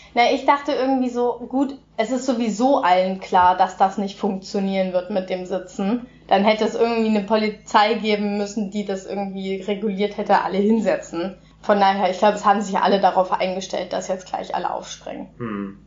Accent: Germany; bei uns in Deutschland

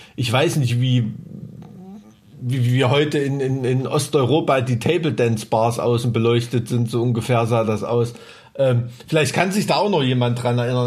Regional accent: East Germany, Germany; ich bin mit äh, Leuchtstoffröhren aufgewachsen, ne? weißt du, in so einem DDR-Neubau-Plattenbaugebiet

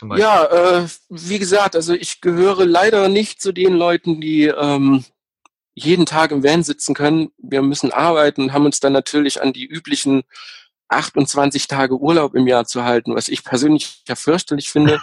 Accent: East Germany, Germany; ich, natürlich gebürtiger Ossi

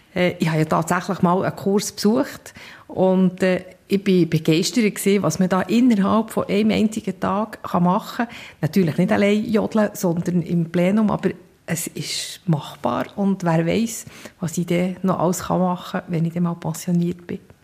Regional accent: Bern, Switzerland; also born or lived in Seedorf; Ich bin in Bern aufgewachsen

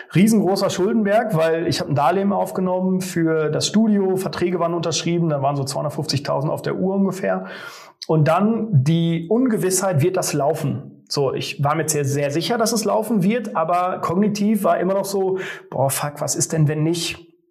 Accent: Sauerland, North Rhine-Westphalia, Germany; moved away as an adult; also born or lived in Cologne / Neuenrade; in Sauerland, meine Heimat, von Köln wieder zurück

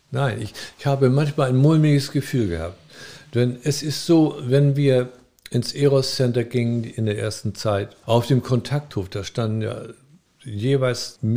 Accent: Frankfurt, Hesse, Germany; Ja, ich komme aus Frankfurt.

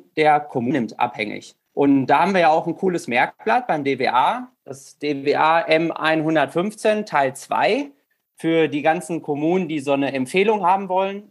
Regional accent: Rheine, North Rhine-Westphalia, Germany; ich komme aus Rheine, bin 30 Jahre alt

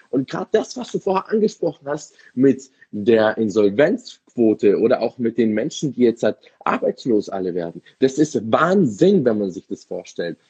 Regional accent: Munich, Bavaria, Germany; Ich bin ja ah. was echter Münchner Bayer

